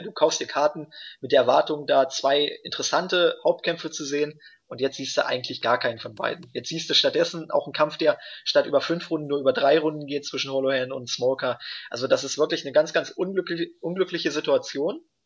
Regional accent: Germany; bei uns in Deutschland

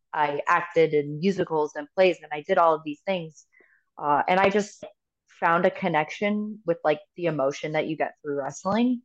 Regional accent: United States; I am American

